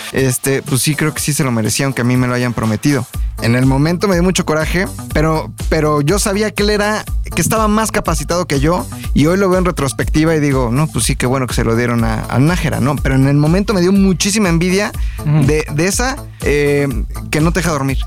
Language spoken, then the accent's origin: Spanish; Mexico; los mexicanos somos